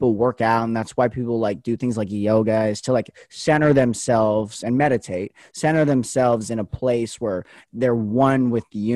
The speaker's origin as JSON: {"language": "English", "town": "Las Vegas", "region": "Nevada", "country": "United States", "moved": "as an adult", "lives_now": "Oregon, United States", "said": "I go to school in Oregon, but I'm from Vegas, so my family's down there"}